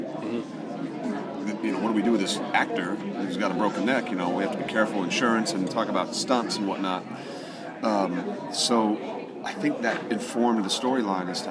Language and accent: English; California, United States; I'm from California